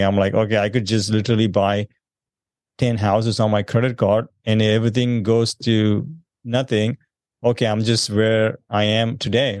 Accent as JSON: {"language": "English", "region": "South India", "country": "India", "moved": "as an adult", "lives_now": "United States", "said": "I'm originally from South India. I moved here about sixteen years ago."}